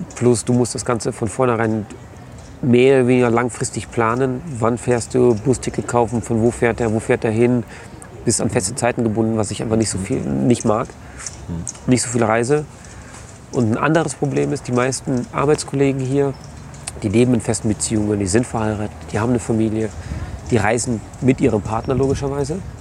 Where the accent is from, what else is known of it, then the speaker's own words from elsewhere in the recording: Germany; als Deutscher